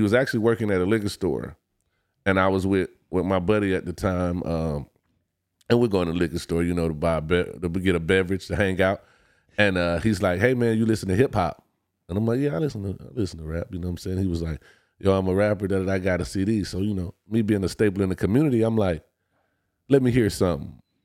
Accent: Detroit, Michigan, United States; I'm originally from Detroit, Michigan

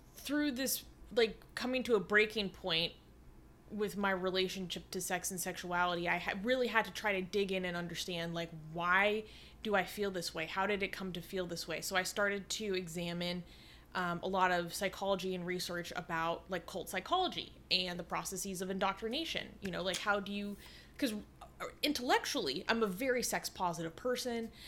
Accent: Seattle, Washington, United States; I grew up in Seattle, you know, in the nineties and two thousands.

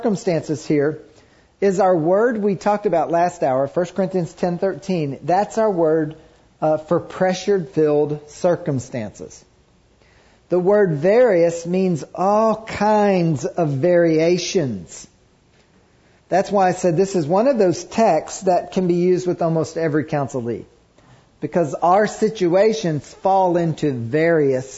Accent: Kentucky, United States; I grew up in Kentucky

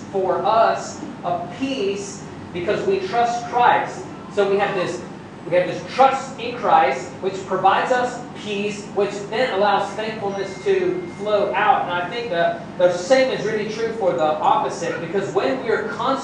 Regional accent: United States; as an American

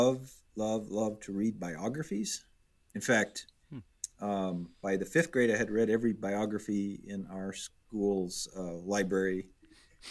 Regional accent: Minnesota, United States; born or raised there; moved away as an adult; also born or lived in Detroit, Michigan; now in Chicago, United States

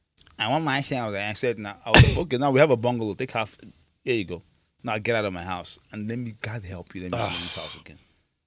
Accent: Nigeria; moved away; I'm Nigerian and love my culture.

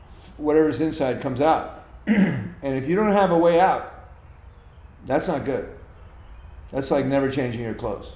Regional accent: United States; being an American, being an American born in 1953

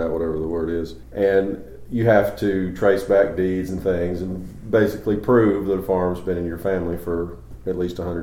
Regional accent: Kingsport, Tennessee, United States; I was born and raised in Kingsport

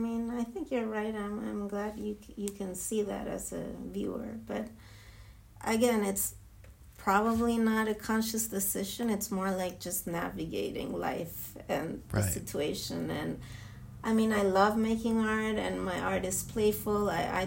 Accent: Israel; English is a second language; being Jewish and being born and raised in Israel is a different experience.

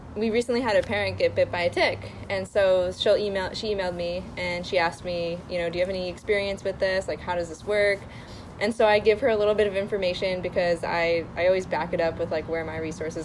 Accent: Syracuse, New York, United States; now in Los Angeles, United States; I was from Syracuse, New York.

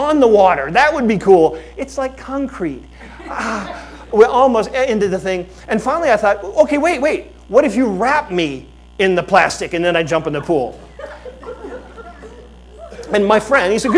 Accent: Fort Lauderdale, Florida, United States; I grew up in Fort Lauderdale.

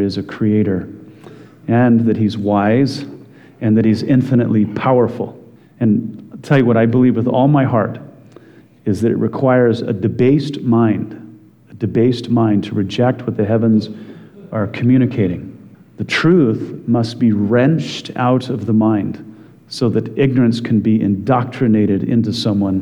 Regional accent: Wyoming, United States; growing up in Wyoming

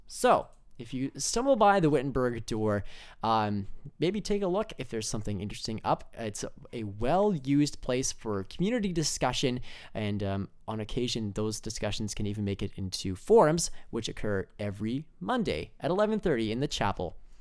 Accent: Altona, Manitoba, Canada; I'm from Altona, Manitoba

